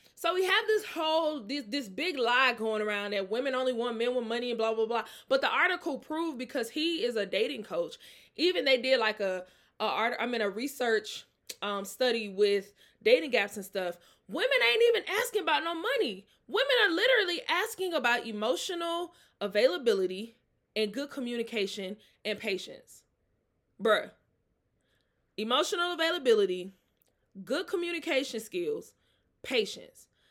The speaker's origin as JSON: {"language": "English", "region": "Mississippi", "country": "United States", "moved": "yes", "lives_now": "Atlanta, United States", "said": "I'm from Mississippi"}